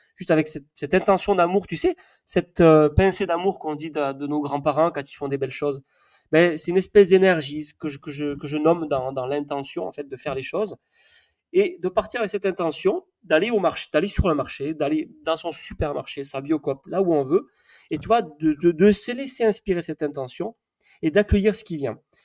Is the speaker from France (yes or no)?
yes; the South-West, south-west France, France; now in Savoie, France; je suis quand même du Sud-Ouest